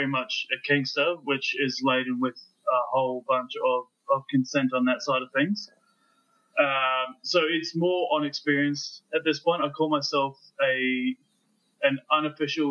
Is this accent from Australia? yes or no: yes; Australia; now in New Zealand; I grew up in Australia. I live in New Zealand now.